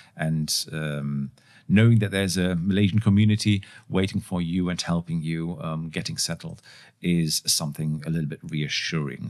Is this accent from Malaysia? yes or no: no; Germany; growing up in Germany